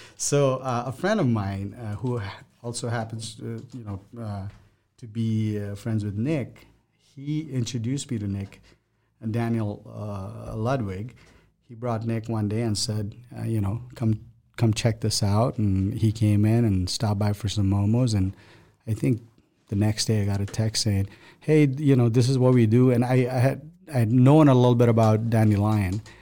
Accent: Nepal; now in Omaha, United States; my background is I come from Nepal. That's where I'm from.

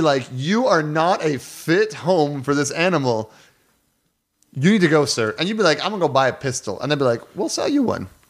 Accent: Canada; As a Canadian growing up in a household where we had guns in the house

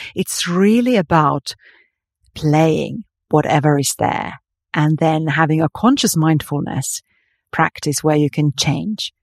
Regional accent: Finland; moved away; growing up in Finland

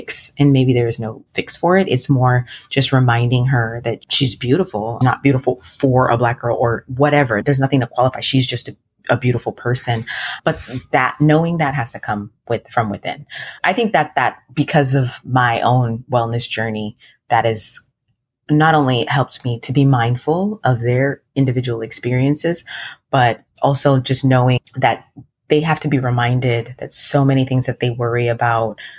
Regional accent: United States; from the age of 3, I was in the US. So I grew up with my American friends. That's why I feel American too

